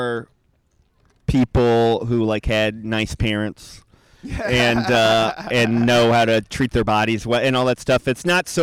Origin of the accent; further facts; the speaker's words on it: New Orleans, Louisiana, United States; moved away; Growing up in New Orleans